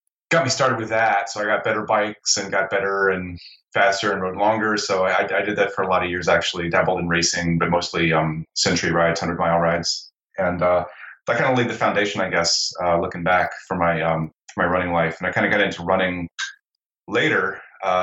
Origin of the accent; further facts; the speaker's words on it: South Central Ohio, United States; now in Portland, United States; I have grown up or did grow up, it happened in South Central Ohio here in the States. You know, I lived in a pretty small town, pretty rural